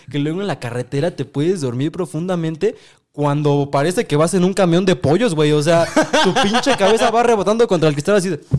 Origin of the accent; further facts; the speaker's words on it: Mexico City, Mexico; trae una paz como chilango que dices, ay, me siento en casa, es